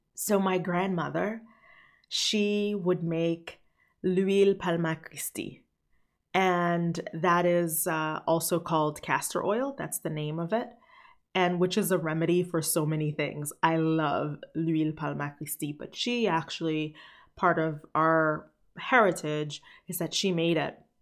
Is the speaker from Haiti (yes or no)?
yes; Haiti; I was born in Haiti